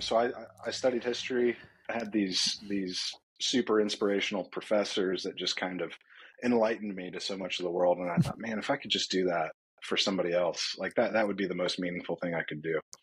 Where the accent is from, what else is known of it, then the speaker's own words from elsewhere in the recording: Atlanta, Georgia, United States; I grew up in Atlanta, south side of Atlanta, the land of the golf carts